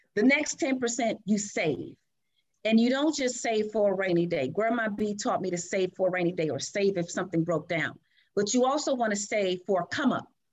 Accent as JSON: {"language": "English", "town": "Chicago", "region": "Illinois", "country": "United States", "tie": "born or raised there", "said": "I was born and raised in Chicago."}